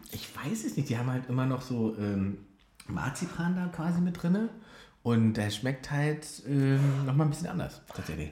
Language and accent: German; Berlin, Germany; ich komme aus Berlin, ich bin hier geboren